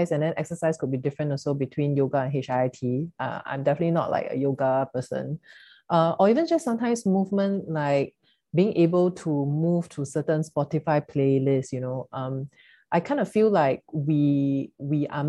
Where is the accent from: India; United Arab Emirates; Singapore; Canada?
Singapore; growing up in Singapore, you know, like Chinese family